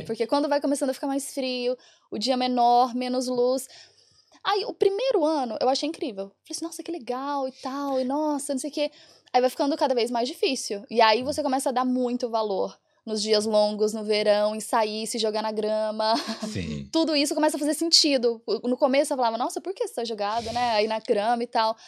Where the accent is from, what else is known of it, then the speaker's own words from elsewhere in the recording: Goiás, Brazil; moved away as an adult; now in Ireland; eu sou de Goiás